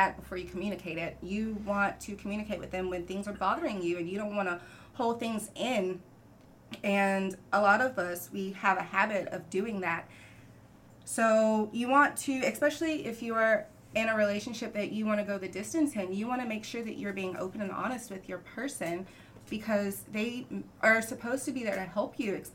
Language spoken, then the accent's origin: English; North Carolina, United States; moved away; also born or lived in Texas; I was born and raised in North Carolina